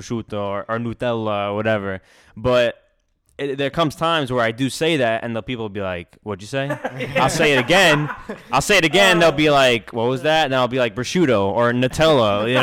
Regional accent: United States; we're Italian Americans. We are born here. We are American.

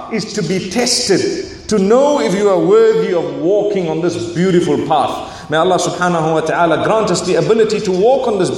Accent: Zimbabwe; back where I come from

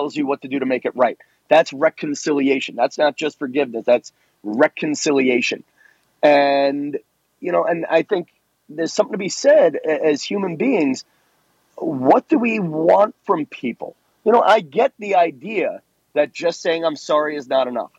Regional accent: New York, United States; I'm from New York in a time when the Italian people lived in one neighborhood, the Irish people lived in the other

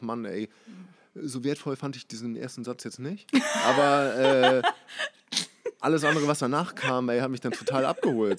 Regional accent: Hamburg, Germany; gebürtig aus Hamburg, aber äh, nicht aus der Bahnbronx. Eher außerhalb hier in Langhorn aufgewachsen

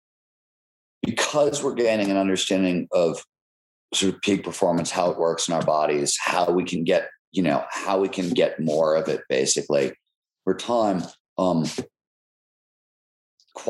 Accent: Cleveland, Ohio, United States; I grew up in Cleveland

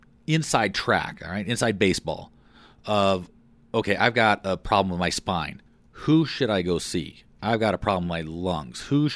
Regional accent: Fort Collins, Colorado, United States; I grew up in Colorado. I grew up in Fort Collins. My parents moved us to Fort Collins in 1968.

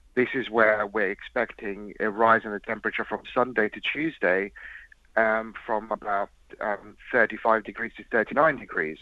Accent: Mauritius; moved away; I was raised in Mauritius

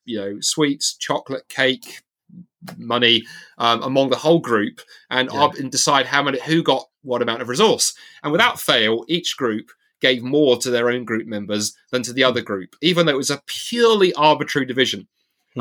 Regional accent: England, United Kingdom; now in Scotland, United Kingdom; I realise the more I live out of side of England, I am totally English. I'm English to my to my boots

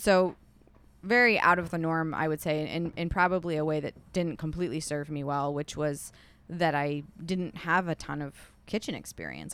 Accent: Milford, Michigan, United States; also born or lived in Southfield / Royal Oak / Kalamazoo / New York; now in Detroit, United States; I grew up in Milford

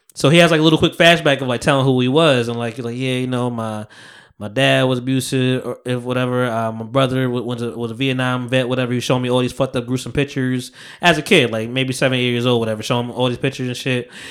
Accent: New York City, New York, United States; moved away; I was born in Harlem.

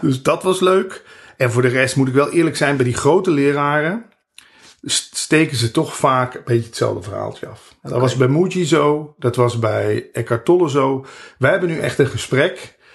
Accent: Netherlands

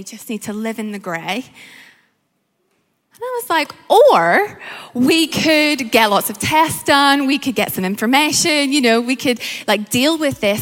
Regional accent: Northern Ireland, United Kingdom; accent: Northern Irish; also born or lived in Malaysia; now in London, United Kingdom; My accent is Northern Irish

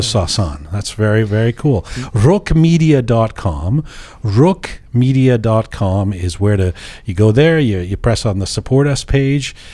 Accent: Canada; growing up in Canada

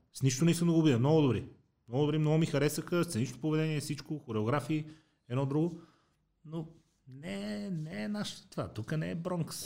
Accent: Sofia, Sofia City, Bulgaria; аз съм израснал в Иван Вазов и после се преместихме в дружба.

